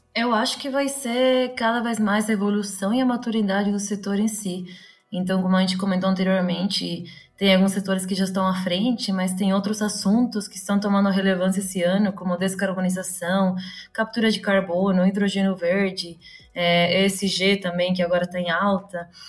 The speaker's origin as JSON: {"language": "Portuguese", "country": "Uruguay", "also_born_or_lived": "Florianópolis, Brazil", "accent": "Uruguayan", "second_language": "Portuguese", "moved": "yes", "lives_now": "São Paulo, Brazil", "said": "eu vim de fora, um pouquinho mais de fora, eu sou uruguaia, para quem não percebeu o sotaque"}